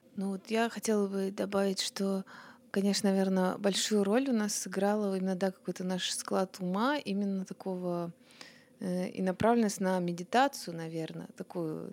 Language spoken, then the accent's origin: Russian; Obninsk, Kaluga Oblast, Russia; now in Moscow, Russia; я же из Обнинска, угу. вот, из Калужской области